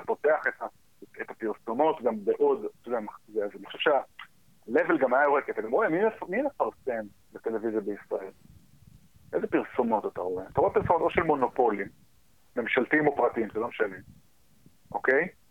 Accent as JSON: {"language": "Hebrew", "country": "United States", "tie": "born or raised there", "moved": "yes", "lives_now": "Israel", "said": "אני כאילו גדלתי בארצות הברית, אז הרבה מה... הרבה מהווייב שלי הגיע משם בתור ילד"}